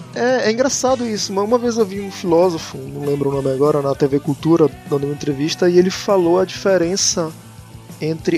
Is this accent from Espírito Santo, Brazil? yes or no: no; Manaus, Amazonas, Brazil; moved away as an adult; also born or lived in Buenos Aires, Argentina; now in Salvador, Brazil; eu saí de Manaus, minha terra natal